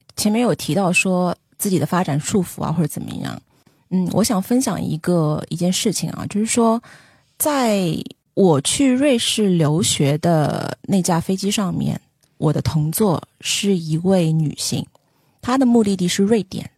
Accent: Shanghai, China; 我是上海人嘛， 没有住房租金的这个压力

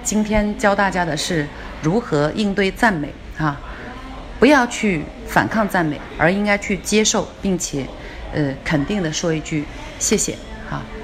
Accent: China; 我们中国人呢，其实是不太喜欢被夸的

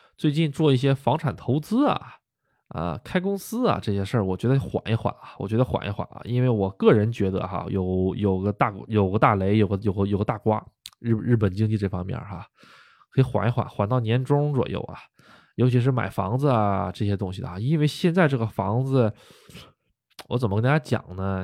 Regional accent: Northeast China, China; moved away as an adult; now in Japan; 我们东北那边儿都喜欢称呼为老头儿老太太哈。啊，这并不是一个这个不尊重啊，这就是我们东北那边的方言啊

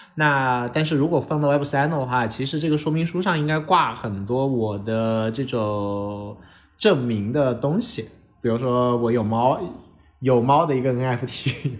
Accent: China; 作为一个中国人看到那些报告的心态非常地酸涩

